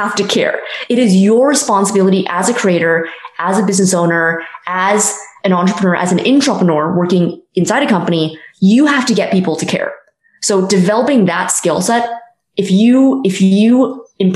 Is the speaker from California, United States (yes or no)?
yes; Silicon Valley, California, United States; I grew up in Silicon Valley, so startups were always something that I was surrounded